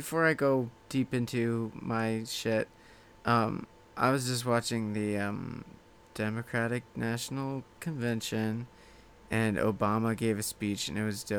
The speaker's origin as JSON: {"language": "English", "town": "Reno", "region": "Nevada", "country": "United States", "tie": "born or raised there", "also_born_or_lived": "Bay Area, California", "said": "I was born in the Bay Area. The Bay Area. Only lived there till I was 2. So then we moved to Reno."}